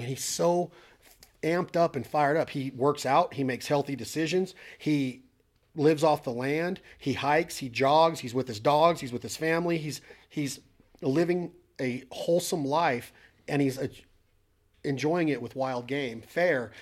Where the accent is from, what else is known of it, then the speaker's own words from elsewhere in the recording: United States; being an American and living in our awesome country